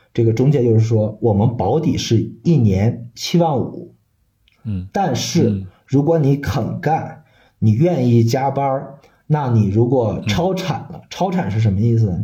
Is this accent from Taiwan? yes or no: no; Shanxi, China; 我算是一个山西人，山西人，然后从小没见过海